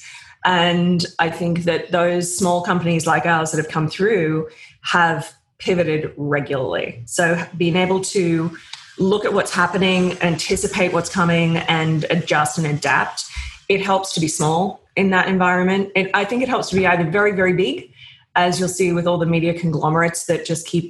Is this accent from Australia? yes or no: yes; Australia; moved away as an adult; now in United States; I came over from Australia in my 20s to work at People